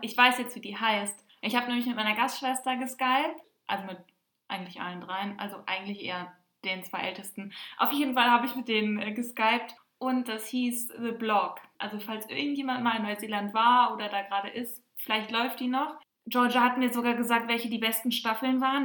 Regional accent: Germany; bei uns in Deutschland

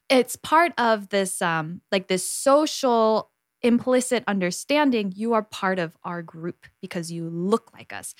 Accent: United States; now in Korea; you and I were born and raised in the States

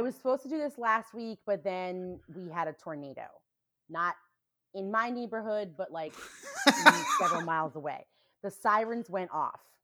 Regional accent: New Hampshire, United States; now in Indianapolis, United States; when I was growing up in New Hampshire

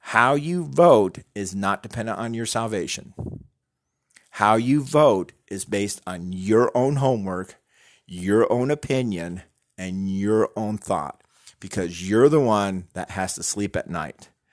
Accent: United States; We're Americans

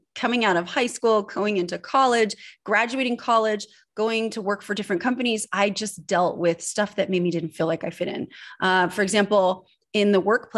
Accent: Northern California, United States; also born or lived in Switzerland; I was born in Switzerland and I grew up in Northern California

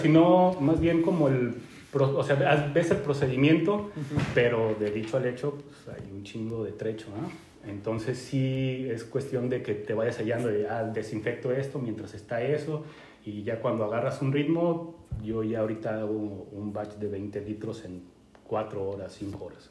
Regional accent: Guadalajara, Jalisco, Mexico; moved away as an adult; now in Canada; soy originario de México, se podrán dar cuenta. Eh, nací eh, y crecí en Guadalajara, Jalisco

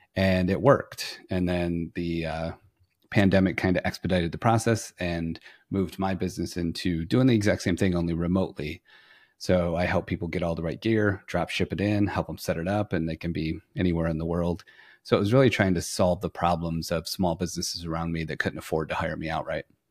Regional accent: Flint, Michigan, United States; moved away as an adult; now in Fort Worth, United States; I'm originally from Flint, Michigan

